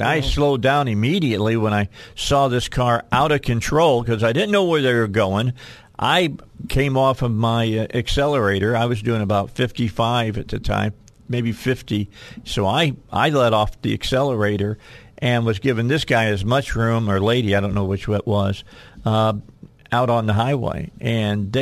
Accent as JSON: {"language": "English", "region": "Indiana", "country": "United States", "said": "I'm from Indiana"}